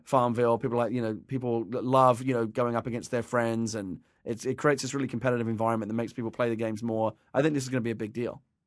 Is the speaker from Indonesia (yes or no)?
no; England, United Kingdom; now in United States; I was a tea drinker as an English person for many years, and, and since I moved to America